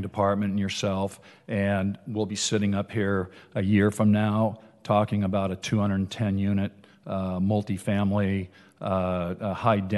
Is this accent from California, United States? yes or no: yes; Huntington Beach, California, United States; I grew up in Huntington Harbor. I moved there in 1966. I've been a 58-year resident of Huntington Beach